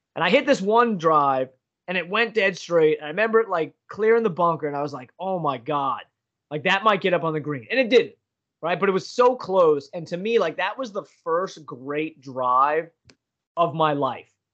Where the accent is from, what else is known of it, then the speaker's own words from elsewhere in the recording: Pennsylvania, United States; I'm from Pennsylvania